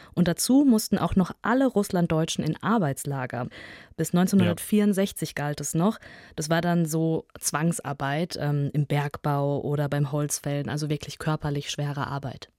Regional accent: Kazakhstan; now in Germany; bin ich in Kasachstan geboren

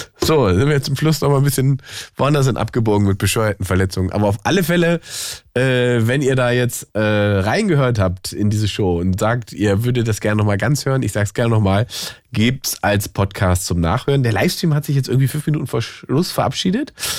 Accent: Berlin, Germany; Berliner Jungs sind ja ein bisschen verwöhnt

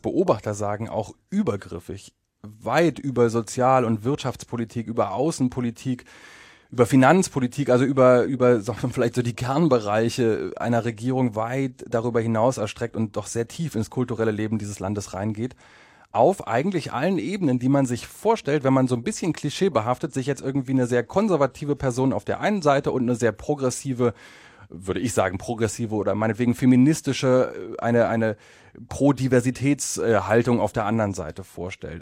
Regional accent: Germany; moved away as an adult; now in Poland; ich komme aus Deutschland

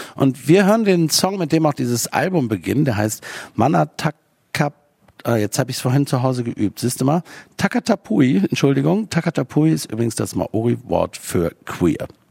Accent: Aachen, North Rhine-Westphalia, Germany; ich komme nicht aus Köln, ich komme aus Aachen

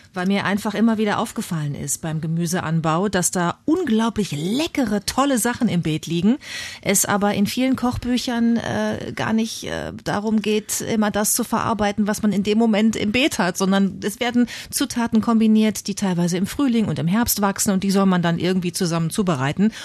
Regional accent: Bad Lippspringe, North Rhine-Westphalia, Germany; accent: East Westphalian; moved away as an adult; also born or lived in Münster / Hamburg; ich bin äh, sehr ländlich aufgewachsen in Nordrhein-Westfalen, in Ostwestfalen am Teutoburger Wald

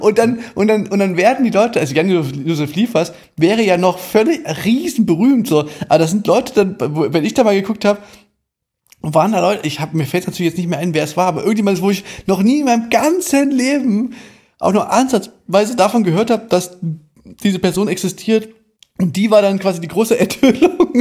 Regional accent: Germany; bei uns in Deutschland

